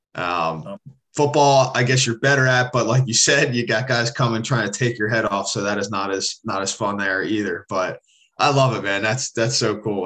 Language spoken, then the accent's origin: English; Philadelphia, Pennsylvania, United States; moved away; growing up in Philly